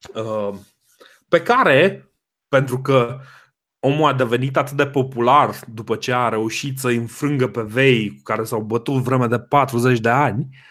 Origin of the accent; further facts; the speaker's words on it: Romania; noi ca români